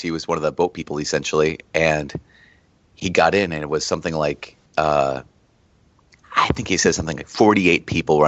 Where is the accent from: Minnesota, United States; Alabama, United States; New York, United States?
Minnesota, United States; Diocese of Duluth; I grew up in the Diocese of Duluth